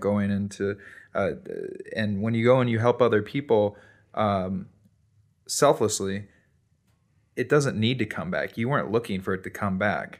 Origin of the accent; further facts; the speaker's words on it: Chicago, Illinois, United States; now in Bend, United States; I grew up in Chicago